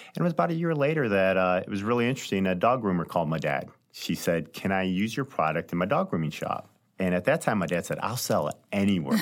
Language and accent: English; High Ridge, Missouri, United States; also born or lived in St. Louis, Missouri; I grew up in Saint Louis, lived here all my life, have three brothers, two sisters. We were raised in a small town called High Ridge, Missouri, which is just south of Saint Louis